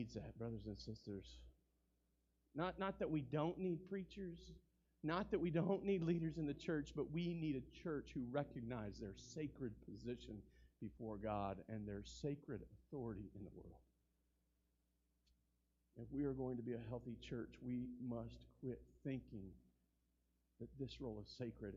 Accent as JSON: {"language": "English", "country": "United States", "tie": "born or raised there", "said": "I'm an American citizen."}